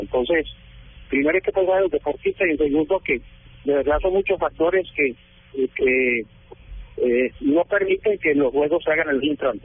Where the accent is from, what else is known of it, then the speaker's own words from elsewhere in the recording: Medellín, Antioquia, Colombia; Madre nació en Inglaterra y yo nací en Medellín